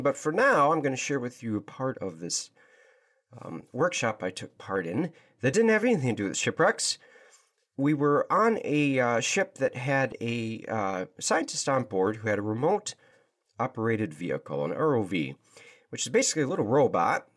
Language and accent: English; Michigan, United States; growing up in Michigan in the United States of America